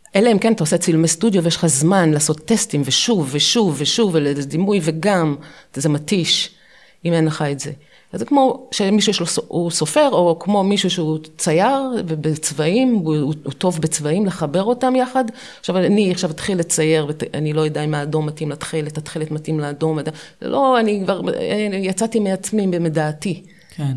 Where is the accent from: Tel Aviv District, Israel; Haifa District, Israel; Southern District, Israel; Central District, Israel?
Tel Aviv District, Israel; Ramat Gan; also born or lived in Pardes Katz, Bnei Brak; גדלנו בפרדס כץ, עברנו, בכיתה ג' עברנו לרמת גן